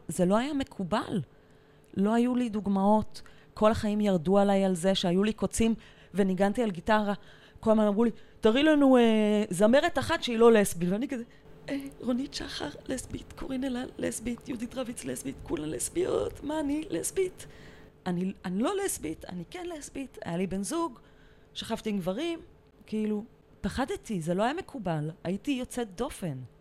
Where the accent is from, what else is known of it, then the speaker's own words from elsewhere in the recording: Tel Aviv, Tel Aviv District, Israel; אני תל אביבית בורן אנד רייז. גדלתי בצפון תל אביב